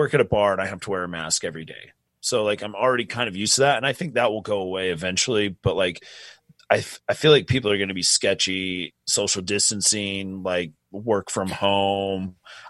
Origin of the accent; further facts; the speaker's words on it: Utah, United States; We're from Utah, so I'm a Utah Jazz fan.